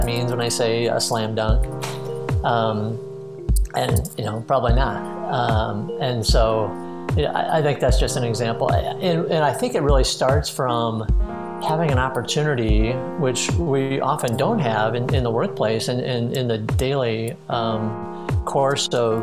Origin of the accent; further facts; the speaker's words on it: Midwest, United States; moved away as an adult; now in St. Petersburg, United States; I grew up in the Midwest, moved to Florida three years ago, and loving life here in St. Petersburg